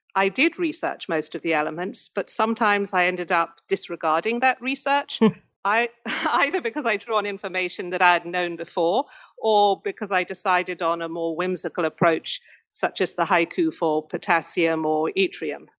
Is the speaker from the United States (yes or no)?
no; United Kingdom; I grew up in Britain and we specialized very early.